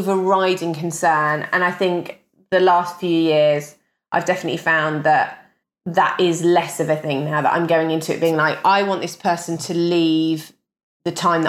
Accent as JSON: {"language": "English", "country": "United Kingdom"}